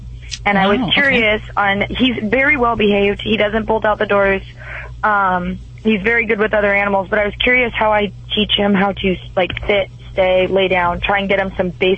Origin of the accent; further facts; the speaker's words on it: Simi Valley, California, United States; now in Las Vegas, United States; I used to own my own rescue in Simi Valley, where I'm from